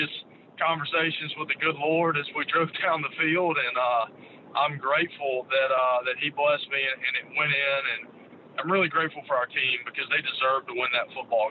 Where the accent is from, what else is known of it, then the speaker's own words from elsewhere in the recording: Jackson, Mississippi, United States; I grew up in Jackson